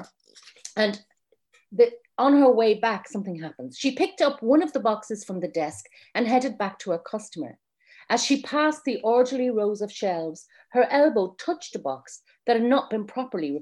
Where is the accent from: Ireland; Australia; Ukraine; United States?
Ireland; being Irish